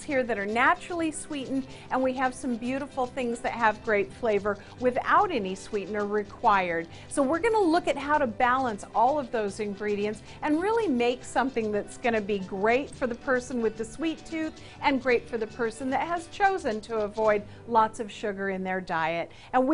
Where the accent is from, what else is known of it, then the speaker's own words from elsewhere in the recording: San Diego, California, United States; I've opened my own cafe here in San Diego, my hometown